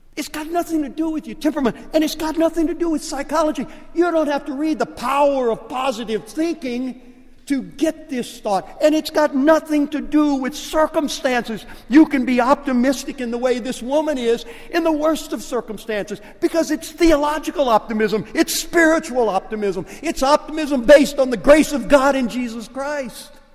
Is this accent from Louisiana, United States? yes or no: yes; Lake Charles, Louisiana, United States; accent: Cajun; moved away; I'm Cajun. And when, when we go back to Lake Charles and I get around family members, you can tell I'm Cajun because I, I kind of slip into a Cajun dialect